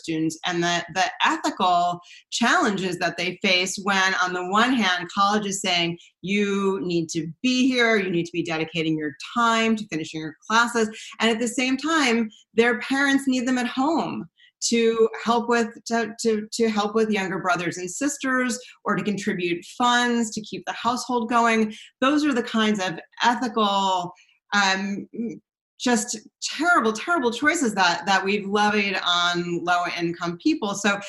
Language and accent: English; East Coast, United States; I did my graduate degree at UC Berkeley. I came from the East Coast